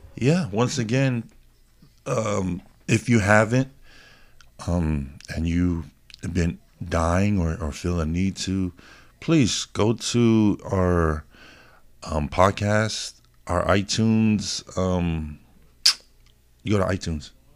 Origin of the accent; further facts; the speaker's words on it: Hawaii, United States; moved away; I was born in Hawaii